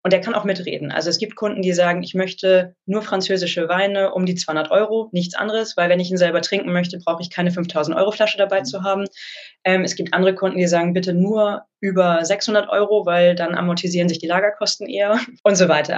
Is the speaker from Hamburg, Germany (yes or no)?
yes; Hamburg, Germany; also born or lived in Geisenheim / London; Also ich komme ursprünglich aus Hamburg